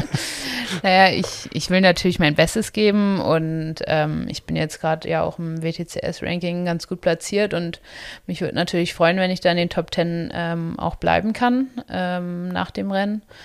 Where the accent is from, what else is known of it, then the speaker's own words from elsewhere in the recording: Itzehoe, Schleswig-Holstein, Germany; now in Potsdam, Germany; Also ich komme ja aus Itzehoe